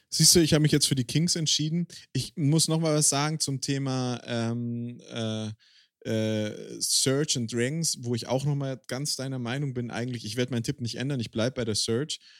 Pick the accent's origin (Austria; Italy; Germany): Germany; Swabia; now in Bavaria, Germany; ich lebe in Bayern, ich bin Schwabe